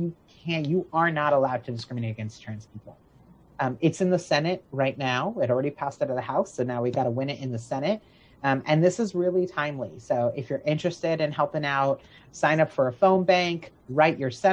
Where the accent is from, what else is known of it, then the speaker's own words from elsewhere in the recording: Florida, United States; where I'm from, my hometown is Florida